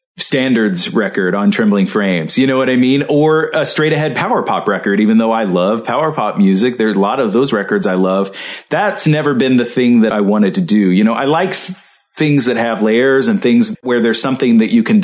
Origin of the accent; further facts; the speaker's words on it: the South, United States; also born or lived in Mississippi / Arkansas; I'm from the South. You know, I grew up in Mississippi and Arkansas, and that's the way that my family talks